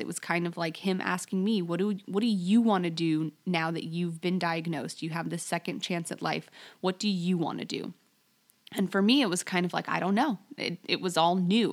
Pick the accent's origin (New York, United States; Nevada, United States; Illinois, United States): Nevada, United States; Las Vegas; moved away as an adult; also born or lived in Alaska; I grew up in Las Vegas